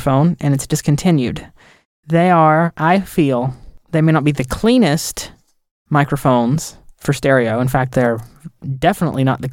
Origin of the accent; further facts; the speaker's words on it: the South, United States; I'm from the South